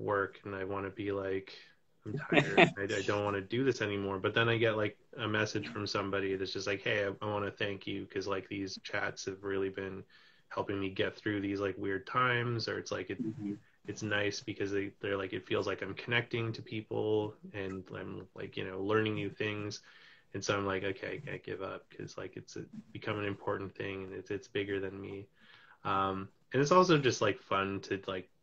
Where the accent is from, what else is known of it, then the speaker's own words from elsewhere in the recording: West Coast, Canada; now in Toronto, Canada; I'm in Toronto right now, but I'm originally from the West Coast, and all my family's out there.